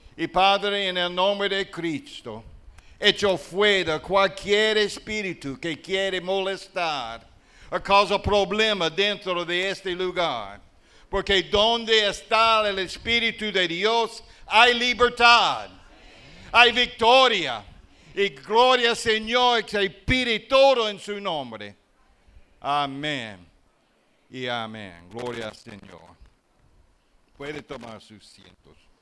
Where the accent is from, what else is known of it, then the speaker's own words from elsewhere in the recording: southern United States, Alabama, United States; accent: Southern US; Spanish is a second language; moved away as an adult; also born or lived in La Romana, Dominican Republic / Uruguay / La Vega, Dominican Republic; now in Dominican Republic; eu sei que eu vim do sul dos Estados Unidos e tenho o acento do sul dos Estados Unidos. Por isso, meu espanhol está acento do sul dos Estados Unidos, do estado de Alabama.